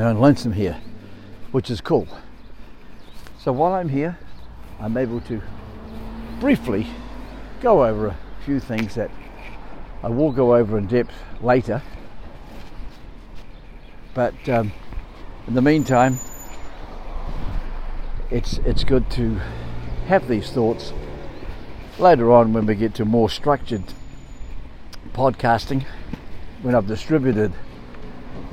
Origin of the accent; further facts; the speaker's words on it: New Zealand; I'm from New Zealand